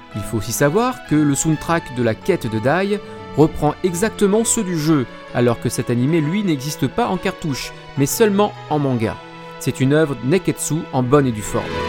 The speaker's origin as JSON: {"language": "French", "country": "France", "said": "chez nous en France"}